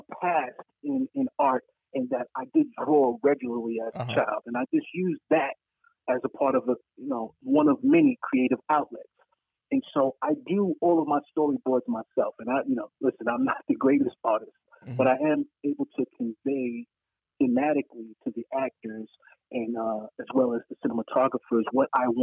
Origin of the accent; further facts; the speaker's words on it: New York City, New York, United States; growing up on Bethel Stuyvesant on Gates Avenue